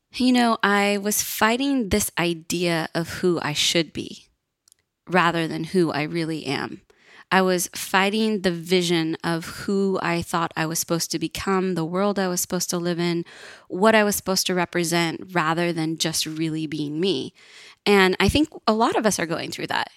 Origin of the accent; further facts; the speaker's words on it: Northern California, United States; I grew up in Northern California, which is pretty bohemian.